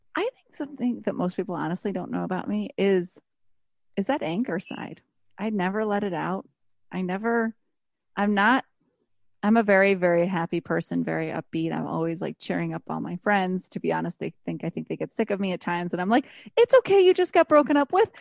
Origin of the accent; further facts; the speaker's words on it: Buffalo, New York, United States; now in Los Angeles, United States; I grew up in Buffalo